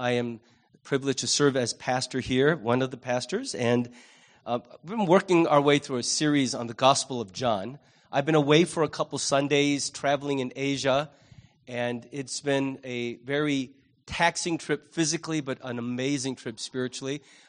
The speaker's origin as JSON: {"language": "English", "town": "Libertyville", "region": "Illinois", "country": "United States", "tie": "born or raised there", "said": "You know, growing up in Libertyville, we moved there after I finished the first semester of freshman year in high school."}